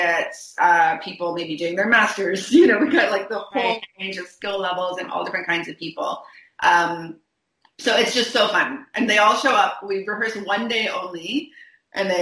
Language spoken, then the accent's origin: English; Hamilton, Ontario, Canada; moved away as an adult; I'm originally from Hamilton, but I was away for 11 years or so for various different degrees, etc. But I came back to Hamilton